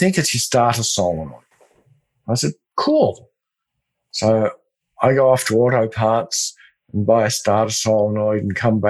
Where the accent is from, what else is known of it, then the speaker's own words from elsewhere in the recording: Australia; I'm Australian